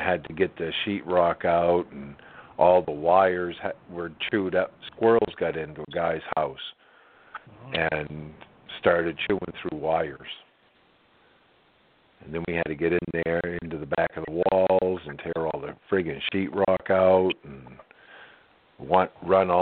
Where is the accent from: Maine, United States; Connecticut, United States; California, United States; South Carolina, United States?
Maine, United States; I'm from Maine, where the French people up north where I grew up